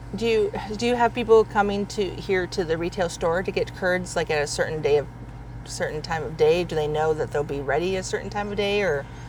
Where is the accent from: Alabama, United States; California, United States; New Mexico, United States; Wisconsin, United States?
Wisconsin, United States; growing up in Wisconsin, my parents would buy the cheese curds